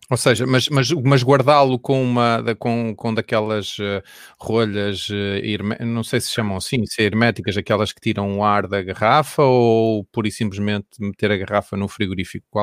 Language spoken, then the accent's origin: Portuguese; Centro, Portugal; que eu sou da zona da Bairrada